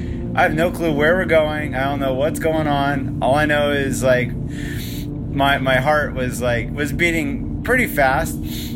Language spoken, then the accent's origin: English; Palos Verdes, California, United States; we're from Palos Verdes.